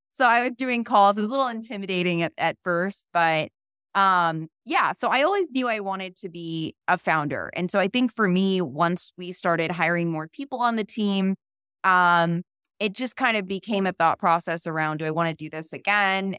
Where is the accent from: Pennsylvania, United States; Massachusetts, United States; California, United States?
Massachusetts, United States; a small town outside of Boston; moved away; also born or lived in Florida / New York / San Francisco; I'm originally from the East Coast, a really small town outside of Boston.